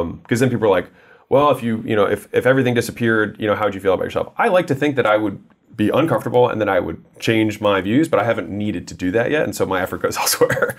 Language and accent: English; United States; I was born in America